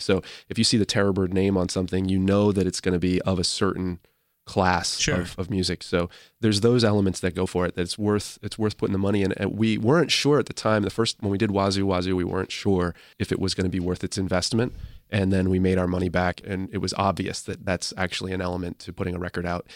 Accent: Sturbridge, Massachusetts, United States; I'm from Sturbridge, Massachusetts

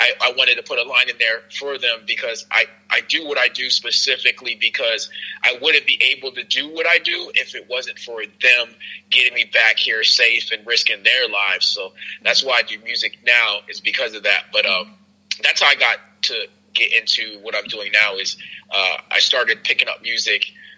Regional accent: Newark, New Jersey, United States; because I come from Newark, New Jersey. Everybody knows that's really not like a nice place. Grew up as a military brat. After I, grew up in Newark for a little bit, moved around a lot.

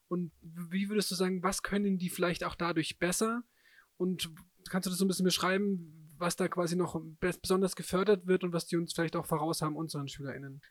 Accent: Germany; wir als Deutsche

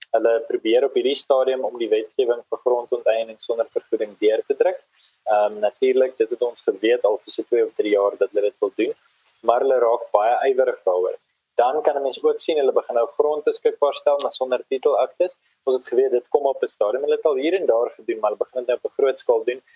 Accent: South Africa; ons as Afrikaners

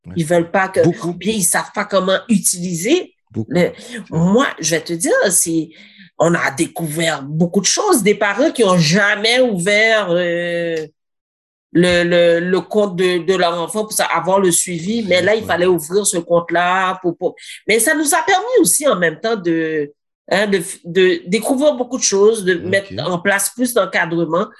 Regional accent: Granby, Quebec, Canada; Je suis née ici à Grambay

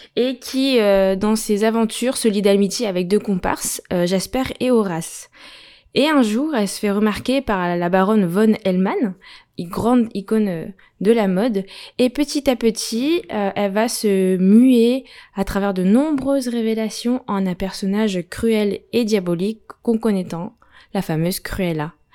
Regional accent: France; chez nous en France

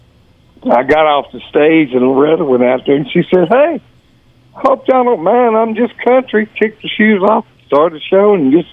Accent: Georgia, United States; moved away; growing up in Georgia

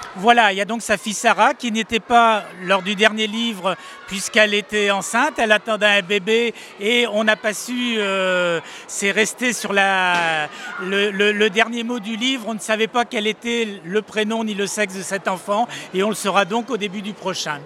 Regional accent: Brittany, France; j'y suis né, ça fait donc un peu plus de 60 ans que, j'y vis

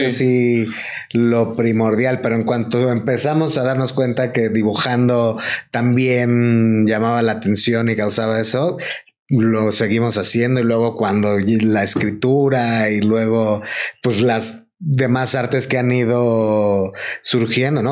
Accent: Mexico; los mexicanos

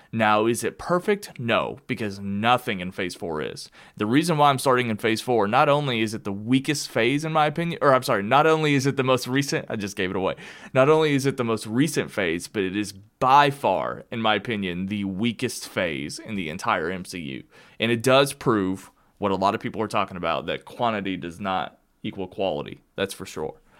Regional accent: Kentucky, United States; moved away; also born or lived in Arizona; I moved from Arizona back to Kentucky. So, I'm back home where I belong with all of my friends and family.

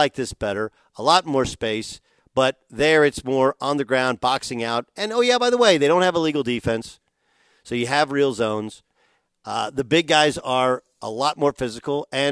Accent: United States

